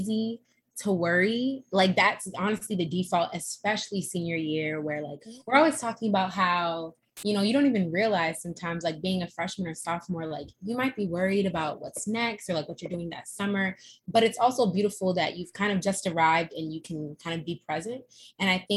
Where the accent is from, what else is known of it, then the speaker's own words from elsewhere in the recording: Boston, Massachusetts, United States; I'm from Boston